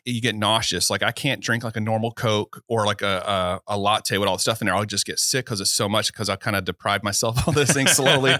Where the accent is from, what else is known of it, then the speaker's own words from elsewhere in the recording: Georgia, United States; now in Florida, United States; And I'm not originally from Florida. I'm from like Savannah, Decatur, kind of where I was born. Okay. Lived all over Georgia and most of the East Coast.